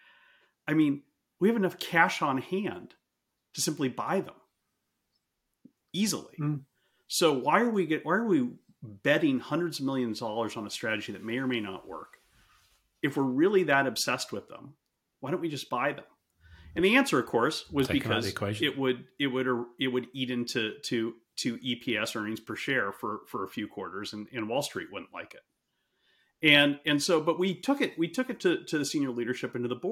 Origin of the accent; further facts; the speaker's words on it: United States; I'm being American